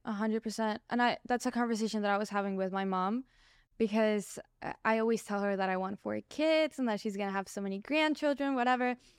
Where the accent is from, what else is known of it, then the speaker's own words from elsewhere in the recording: Colombia; moved away; I grew up in Colombia. My parents were all Mexican